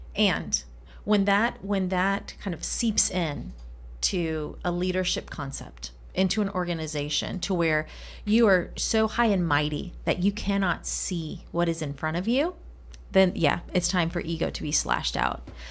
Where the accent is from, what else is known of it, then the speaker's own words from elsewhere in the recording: Colombia; first language Spanish; English is a second language; moved away; I grew up in Colombia, grew up speaking Spanish, not English.